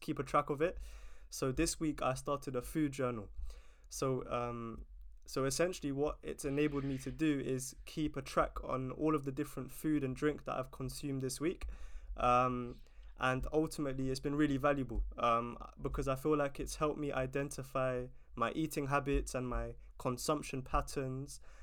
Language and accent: English; London, United Kingdom; it's such an amazing place to to grow up